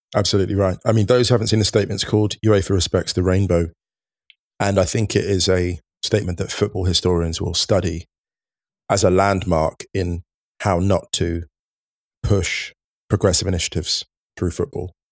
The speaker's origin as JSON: {"language": "English", "region": "England", "country": "United Kingdom", "tie": "born or raised there", "said": "growing up in the U K, growing up in England, playing football"}